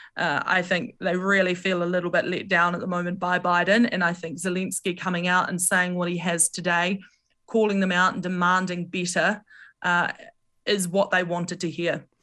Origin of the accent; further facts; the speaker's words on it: New Zealand; being a New Zealander